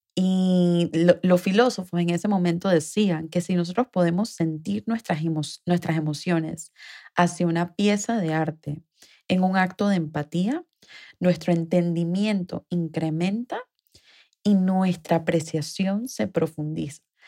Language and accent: Spanish; Panama; mi país, Panamá